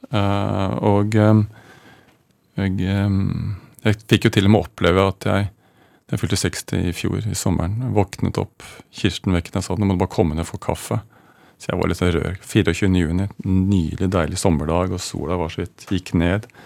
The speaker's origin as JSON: {"language": "Norwegian", "region": "Oslo", "country": "Norway", "tie": "born or raised there", "said": "Jeg er fra Oslo."}